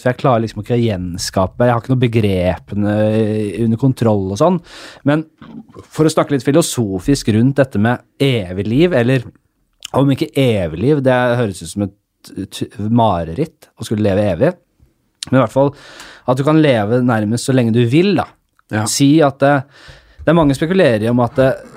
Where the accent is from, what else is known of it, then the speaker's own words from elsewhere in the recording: Oslo, Norway; Vi kommer fra Nordstrand, begge